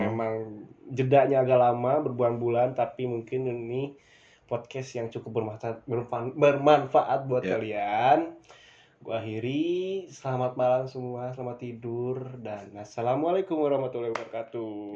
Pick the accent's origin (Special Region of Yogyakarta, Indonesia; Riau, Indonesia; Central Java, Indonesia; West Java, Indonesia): West Java, Indonesia; gua orang Sunda